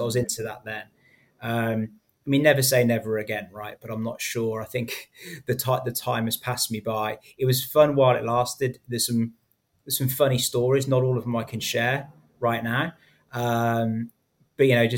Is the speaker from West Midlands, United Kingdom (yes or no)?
yes; Coventry, West Midlands, United Kingdom; moved away as an adult; also born or lived in London / Spain; now in Singapore; my hometown of Coventry